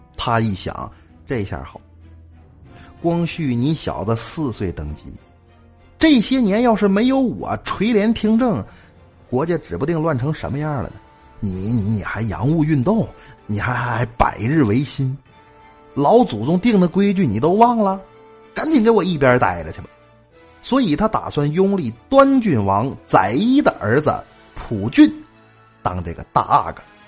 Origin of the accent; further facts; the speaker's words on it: Northeast China, China; also born or lived in Qihe County, Shandong (ancestral home); 我是东北人，但是原籍山东，老家是山东省齐河县，祖辈儿闯关东到的东北